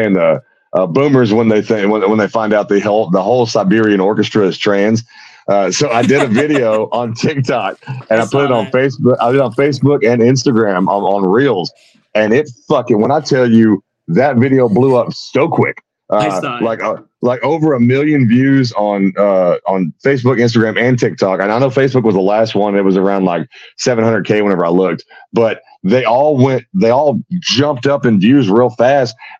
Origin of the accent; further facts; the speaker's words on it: Houston, Texas, United States; now in Sherman, United States; I was born up here in Sherman, which is north of Dallas, real redneck area up here. But I was raised in and around Houston, Texas